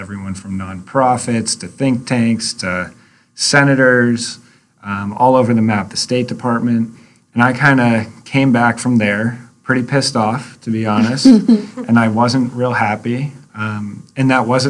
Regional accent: Amherst, New Hampshire, United States; moved away as an adult; I was born in Amherst and moved away for a little while and then came back and went to 4 years of middle school at AMS

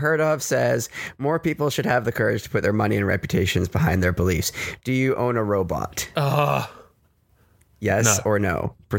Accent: Canada; I'm Canadian.

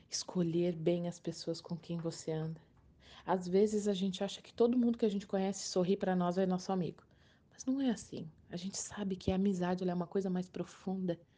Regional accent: Balneário Arroio do Silva, Santa Catarina, Brazil; Para quem ainda não me conhece … eu sou aqui de Balneário Arroio do Silva, Santa Catarina.

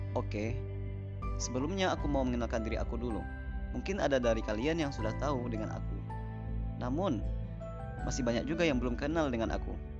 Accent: Padang, West Sumatra, Indonesia; Aku lahir di kota Padang 24 tahun yang lalu

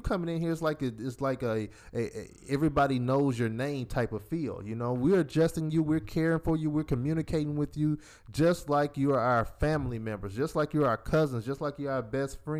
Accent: Decatur, Georgia, United States; We're 5 years apart, born and raised in Decatur, Georgia.

